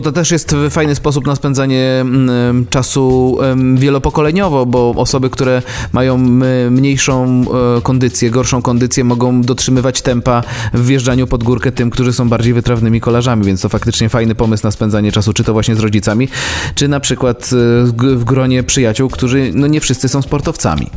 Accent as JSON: {"language": "Polish", "town": "Szwecja", "country": "Poland", "tie": "born or raised there", "said": "ja wychowywałem się w miejscowości Szwecja"}